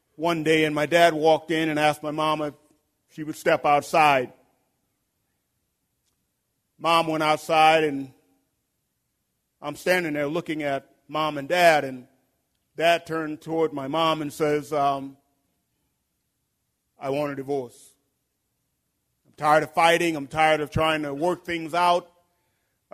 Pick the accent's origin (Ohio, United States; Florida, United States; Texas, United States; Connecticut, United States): Texas, United States; Houston; I'm originally from Houston, Texas.